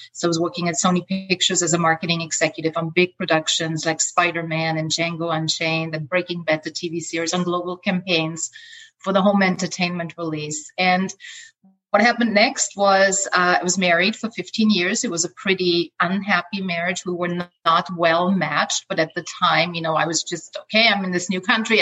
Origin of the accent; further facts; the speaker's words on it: Austria; English is a second language; also born or lived in Los Angeles, United States; now in Playa del Carmen, Mexico; I grew up in Austria in a small village with 9,000 people